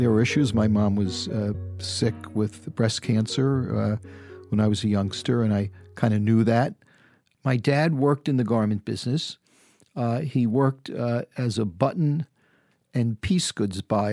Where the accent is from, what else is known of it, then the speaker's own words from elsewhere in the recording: New York City, New York, United States; moved away as an adult; also born or lived in San Francisco; growing up in the Bronx